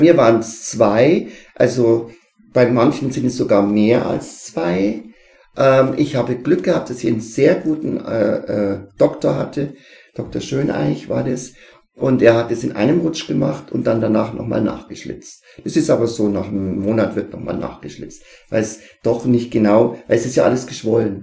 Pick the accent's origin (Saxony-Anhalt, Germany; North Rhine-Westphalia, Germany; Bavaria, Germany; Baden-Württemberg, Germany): Bavaria, Germany; Neumarkt-Sankt Veit; musste ich nach Neumarkt St. Veit, wo ich herkomme, in die alte Schule fahren